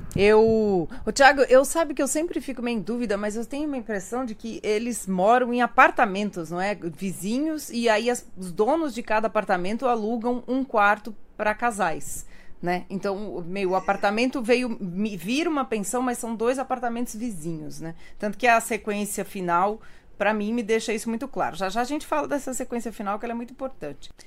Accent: São Paulo, Brazil; accent: paulista; o sotaque paulista, claro, a gente acha que ninguém tem sotaque, só a gente é que não tem sotaque, né? E o povo odeia o nosso sotaque

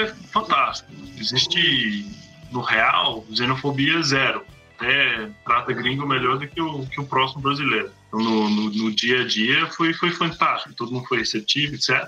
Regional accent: North Island, New Zealand; Portuguese is a second language; moved away as an adult; also born or lived in Bahia, Brazil; now in Brazil; sou, sou neozelandês, como falou, nasci, fui criado numa fazenda de leite no norte de Nova Zelândia

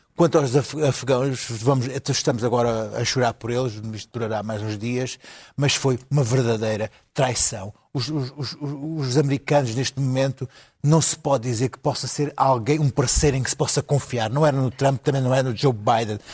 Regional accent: Alentejo, Portugal; como alentejano

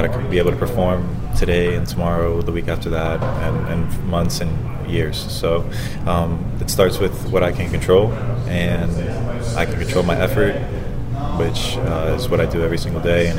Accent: Florida, United States; because I'm from Florida, so having my family here in Tampa was, tough to manage as well

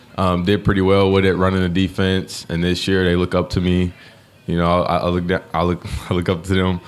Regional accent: Hamilton, Ohio, United States; Growing up, came from Hamilton, our rivalry. So that's my hometown.

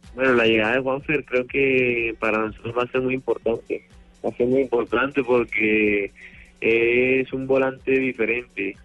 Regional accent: Colombia; moved away as an adult; now in Argentina; como colombiano

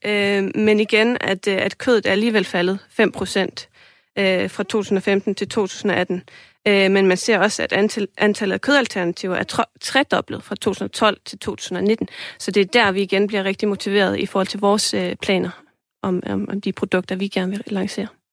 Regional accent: Iceland; now in Denmark; jeg kommer fra Island

